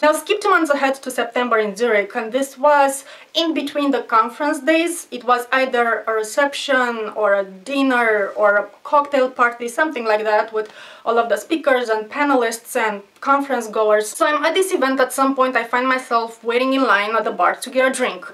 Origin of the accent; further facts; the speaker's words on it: Romania; I'm from Romania, I'm poor